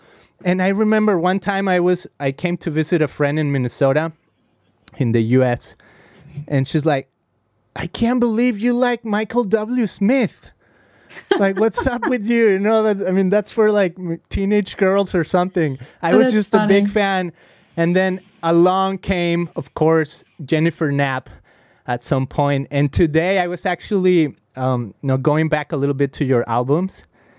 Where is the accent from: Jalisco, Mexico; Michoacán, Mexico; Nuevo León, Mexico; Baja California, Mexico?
Jalisco, Mexico; Guadalajara; first language Spanish; English is a second language; moved away as an adult; now in United States; I'm from Guadalajara, Mexico. Uh-huh. I grew up there. I mean, I've been here in the U.S. for 15 years, so I don't even know what I am now. I don't even know if I should call myself American, Mexican. I'm kind of like in limbo.